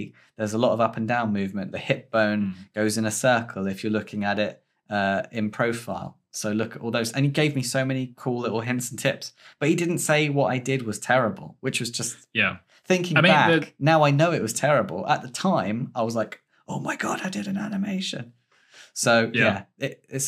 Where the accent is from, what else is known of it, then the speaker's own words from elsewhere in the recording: Stony Stratford, South East England, United Kingdom; my hometown